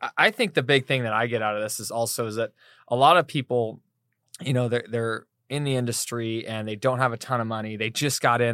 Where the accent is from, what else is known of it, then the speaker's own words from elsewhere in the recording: East Coast, United States; moved away; we're both from the East Coast